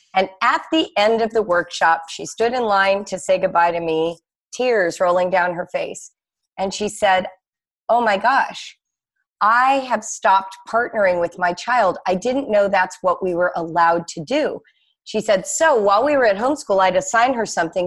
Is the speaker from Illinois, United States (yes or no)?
no; Los Angeles, California, United States; also born or lived in Morocco / France; now in Cincinnati, United States; mostly, I grew up in Los Angeles